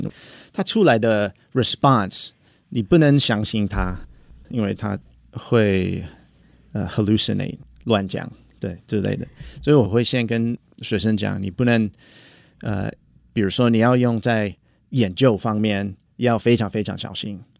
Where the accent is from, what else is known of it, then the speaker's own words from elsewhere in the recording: United States; Chinese is a second language; moved away as an adult; now in Taiwan; 然后我是来自美国。然后我在台湾已经呃差不多八年。